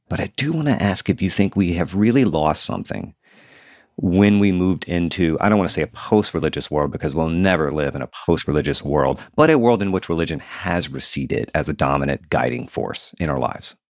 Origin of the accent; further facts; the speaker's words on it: the South, United States; moved away as an adult; I grew up in the South and I moved back here a few years ago.